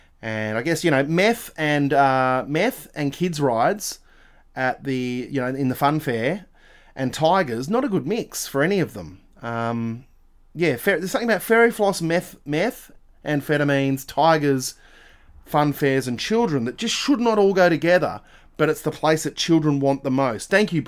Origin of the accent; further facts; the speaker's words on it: Australia; We are Australian.